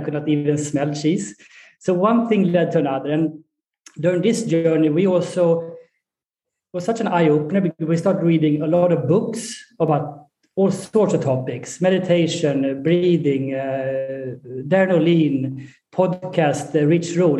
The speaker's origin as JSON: {"language": "English", "country": "Sweden", "tie": "born or raised there", "also_born_or_lived": "Colorado, United States / Egypt / Saudi Arabia", "moved": "as an adult", "said": "I'm uh, born and raised in Sweden."}